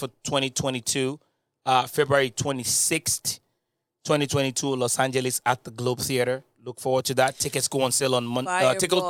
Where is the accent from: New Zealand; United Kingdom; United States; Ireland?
United Kingdom; Yeah, I'm both. I'm British.